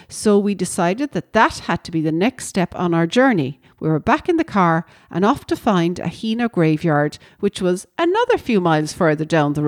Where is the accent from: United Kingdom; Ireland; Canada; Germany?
Ireland; Ovens, Munster; And this house here reminds me of the house that I grew up in Ovens.